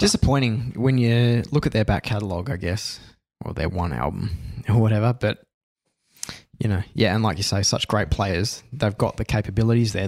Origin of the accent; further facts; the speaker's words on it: Australia; being an Aussie